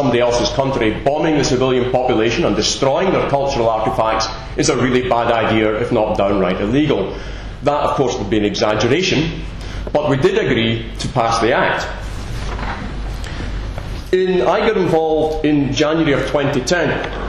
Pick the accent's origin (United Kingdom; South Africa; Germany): United Kingdom; Scotland; accent: Scottish; no one who's not Scottish and understands my accent will have a clue what I said.